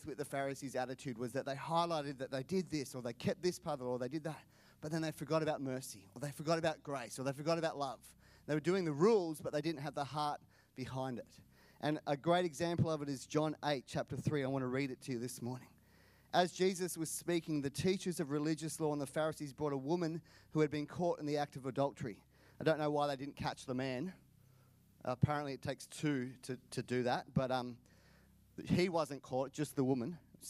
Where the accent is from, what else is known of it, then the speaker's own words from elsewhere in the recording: India; born there; Not bad for someone born in India. It's true. I was born in India. Got a Canadian mum, Australian dad.